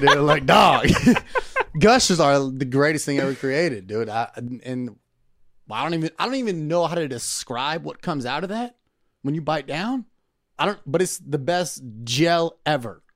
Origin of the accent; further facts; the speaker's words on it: Camarillo, California, United States; also born or lived in Naperville, Illinois; I grew up in Camarillo, California